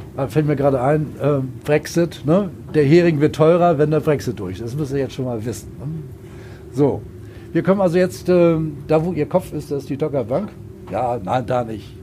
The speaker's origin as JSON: {"language": "German", "region": "Hamburg", "country": "Germany", "said": "Ich komme selbst aus Hamburg"}